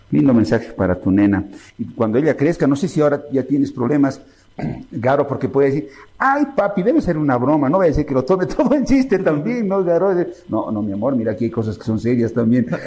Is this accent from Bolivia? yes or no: yes; Bolivia; tú ves seguro a la gente, todos somos bolivianos, claro.